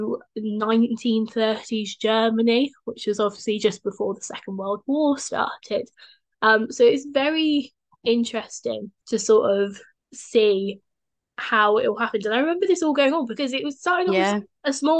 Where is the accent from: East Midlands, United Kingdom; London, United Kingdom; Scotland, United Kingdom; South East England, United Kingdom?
London, United Kingdom; As a Londoner